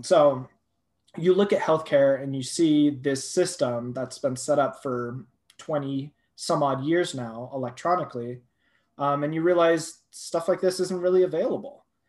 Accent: Thousand Oaks, California, United States; moved away as an adult; also born or lived in Boulder, Colorado; now in Colorado, United States; That's where I'm from. Um, so I was raised there

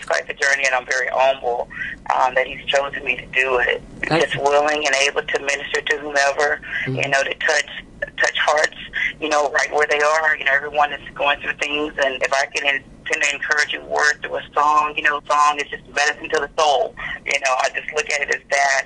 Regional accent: Palestine, Texas, United States; I was born and raised in Palestine, Texas.

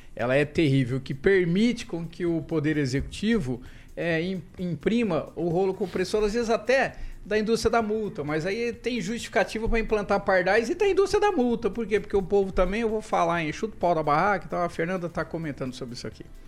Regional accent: Nova Odessa, São Paulo, Brazil; now in Maringá, Brazil; Nova Odessa, interior de São Paulo, americana. É a minha terra

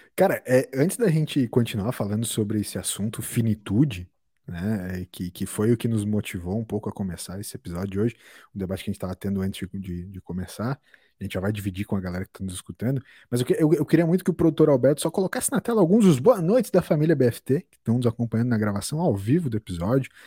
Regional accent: Brazil; como brasileiros

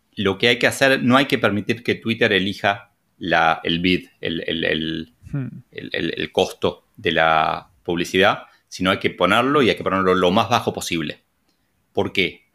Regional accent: Argentina; como buen argentino

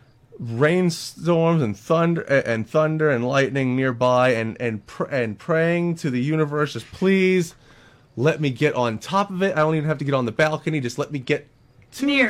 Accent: the North, United States; now in North Carolina, United States; I'm a Northerner

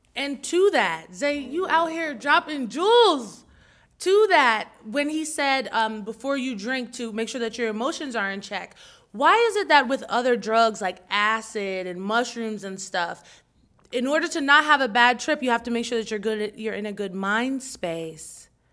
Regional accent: New Jersey, United States; I'm from Jersey

